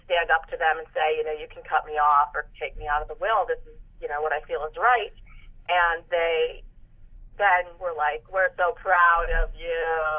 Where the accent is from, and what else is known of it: Chicago, Illinois, United States